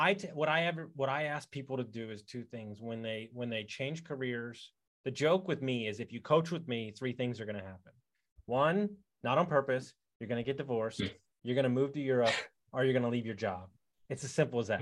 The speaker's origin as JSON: {"language": "English", "region": "Texas", "country": "United States", "said": "I'm from Texas."}